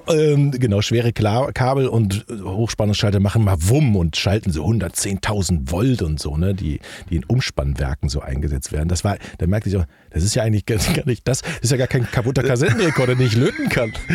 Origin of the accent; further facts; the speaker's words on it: North Rhine-Westphalia, Germany; moved away as an adult; also born or lived in Hilden / Wuppertal / Düsseldorf / Hamburg; Ich komme aus dem Rheinland